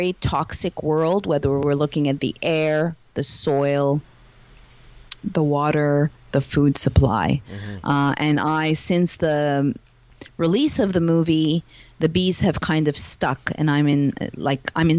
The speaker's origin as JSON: {"language": "English", "town": "Montreal", "region": "Quebec", "country": "Canada", "moved": "yes", "lives_now": "Los Angeles, United States", "said": "I am hailing from Montreal, Canada, living in Los Angeles at the moment, although I'm a digital nomad"}